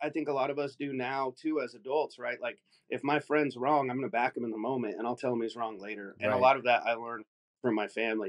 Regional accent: Salem, Oregon, United States; I grew up in Salem, Oregon, out on the West Coast.

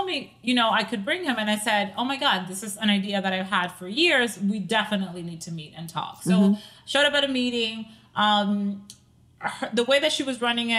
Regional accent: Staten Island, New York, United States; also born or lived in Dominican Republic; now in New Jersey, United States; I had just moved to New Jersey from Staten Island. We are originally from Staten Island.

